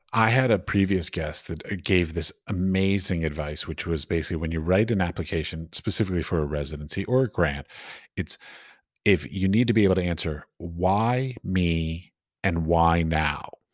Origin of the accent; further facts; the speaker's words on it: United States; I come from America, which is very capitalistic